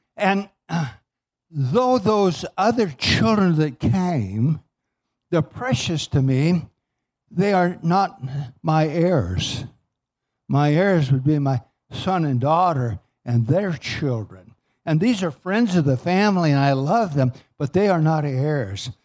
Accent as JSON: {"language": "English", "region": "Southern California", "country": "United States", "tie": "born or raised there", "said": "I grew up in Southern California"}